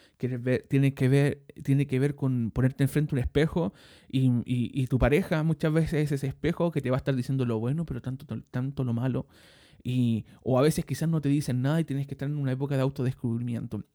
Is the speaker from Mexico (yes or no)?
no; Chile; also born or lived in Maipú, Santiago; soy chileno, vivo en este momento en Maipú, en la comuna de Maipú, en la ciudad de Santiago